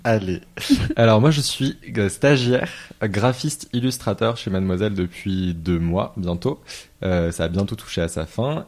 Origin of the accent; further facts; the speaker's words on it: Lyon, Auvergne-Rhône-Alpes, France; je suis originaire de Lyon